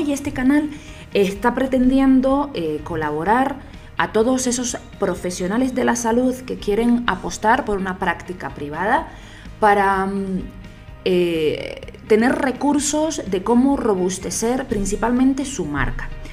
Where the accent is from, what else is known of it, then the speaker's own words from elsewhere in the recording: Canary Islands, Spain; moved away as an adult; also born or lived in Barcelona, Spain; now in Bogotá, Colombia; yo soy española, de Canarias